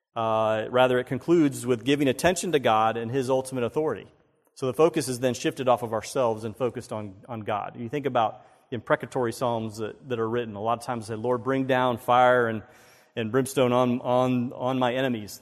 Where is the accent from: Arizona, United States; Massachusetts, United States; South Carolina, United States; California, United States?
South Carolina, United States; Myrtle Beach; I grew up in Myrtle Beach